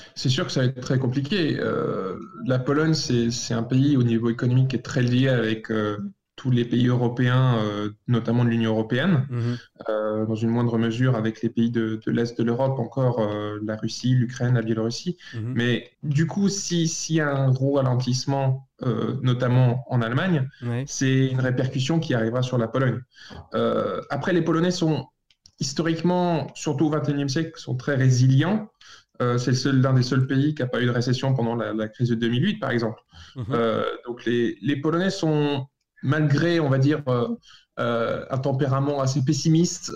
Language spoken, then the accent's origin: French; France; moved away; en tant que Français